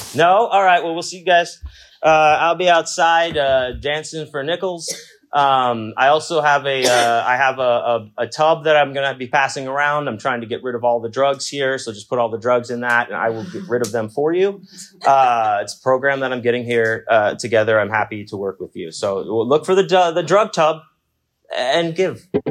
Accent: Houston, Texas, United States; I'm from Houston, Texas

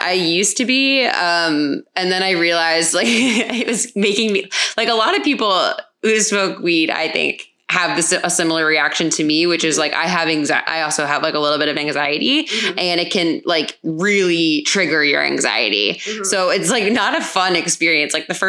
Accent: Hollywood, Florida, United States; moved away as an adult; also born or lived in New York City; I grew up in a beach town and there wasn't a whole lot going on. What town? Hollywood, Florida.

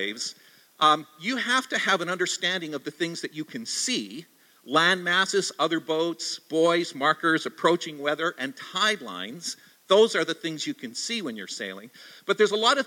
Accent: Canada; also born or lived in Victoria, British Columbia / Vancouver, British Columbia / Ontario; now in Toronto, Canada; there's about two dozen of us Canadians on this little patch of ground

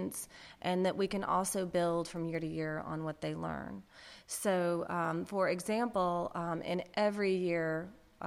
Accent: Birmingham, Alabama, United States; moved away as an adult; also born or lived in San Francisco / Massachusetts; I'm also a Birmingham native. So I grew up in Birmingham in a suburb.

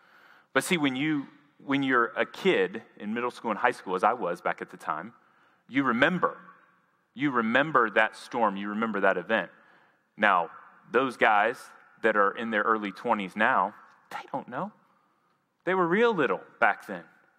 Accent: Jackson, Tennessee, United States; moved away; I'm from Jackson, Tennessee. I spent 18 years of my life there.

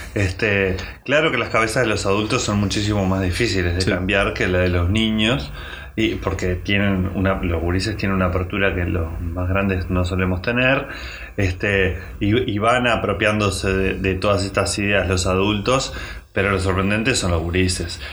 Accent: Montevideo, Uruguay; somos unos gurises de Montevideo

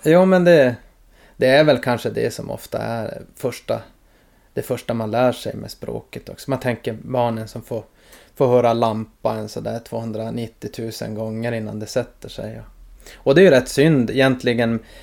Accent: Norrbotten County, Sweden; also born or lived in Malmfälten

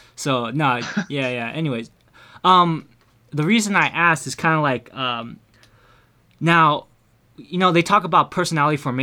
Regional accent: Milpitas, California, United States; Milpitas, my hometown

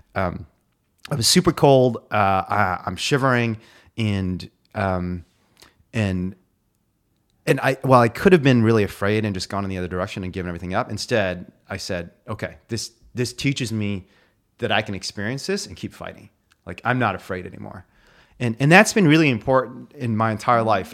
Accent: Indiana, United States; My dog growing up was the only reason I made it through growing up in Indiana

